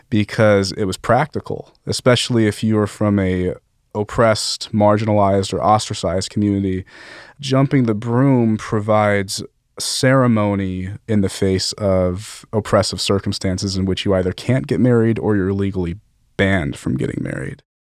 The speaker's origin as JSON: {"language": "English", "town": "Las Vegas", "region": "Nevada", "country": "United States", "said": "I'm from Las Vegas"}